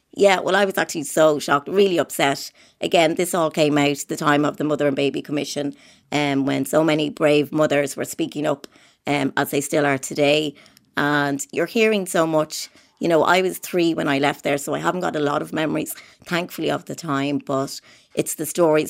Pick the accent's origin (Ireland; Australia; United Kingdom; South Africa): Ireland; Dublin, Leinster; I spent the first three years in Saint Patrick's on the Navan Road.